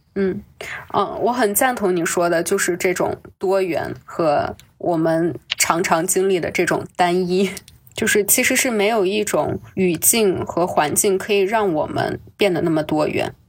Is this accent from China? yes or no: yes; China; also born or lived in Colchester, United Kingdom; 对我们中国人有一些偏见